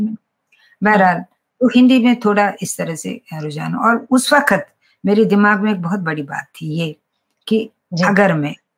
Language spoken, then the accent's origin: Hindi; Srinagar, Jammu and Kashmir, India; first language Kashmiri; Hindi is a second language; हम तो श्रीनगर में पैदा हुई मैं श्रीनगर प्रॉपर श्रीनगर